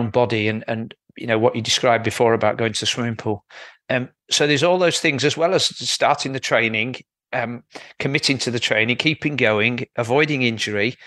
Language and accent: English; Yorkshire and the Humber, United Kingdom; As a Yorkshireman